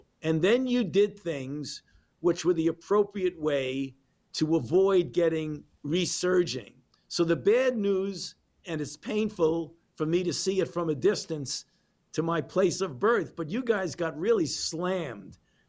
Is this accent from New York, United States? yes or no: yes; New York, United States; moved away; being a New Yorker